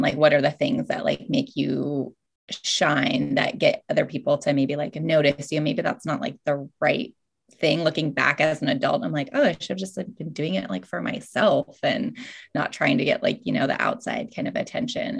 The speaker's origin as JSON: {"language": "English", "region": "Alaska", "country": "United States", "tie": "born or raised there", "also_born_or_lived": "Hawaii / Bellingham, Washington", "moved": "yes", "said": "growing up in Alaska"}